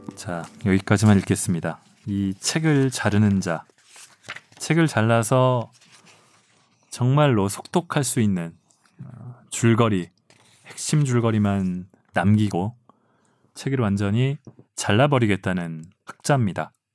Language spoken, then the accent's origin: Korean; South Korea; 저는 한국인이고